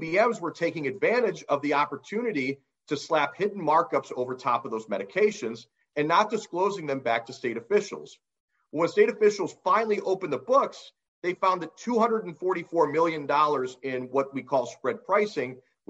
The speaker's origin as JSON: {"language": "English", "region": "Ohio", "country": "United States", "said": "my home state of Ohio"}